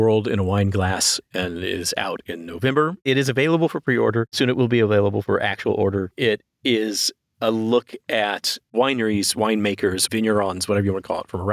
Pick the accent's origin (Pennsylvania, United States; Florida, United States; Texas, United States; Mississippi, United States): Texas, United States; moved away; I didn't grow up in any kind of wine drinking family. I grew up in Texas